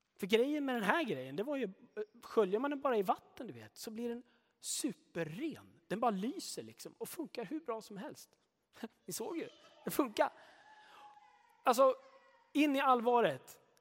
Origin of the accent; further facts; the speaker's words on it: Sweden; Jag är svensk